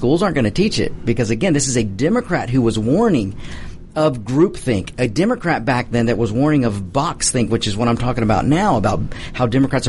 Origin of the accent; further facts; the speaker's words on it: United States; I am 100% proud that I was lucky enough to be born in this country and to be an American.